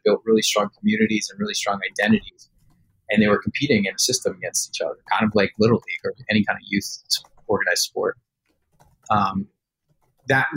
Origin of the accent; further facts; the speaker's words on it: New York, United States; I grew up right outside of New York City